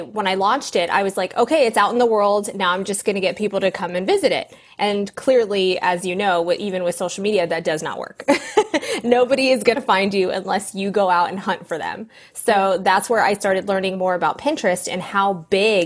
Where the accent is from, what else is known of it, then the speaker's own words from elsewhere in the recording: Southern California, United States; Southern California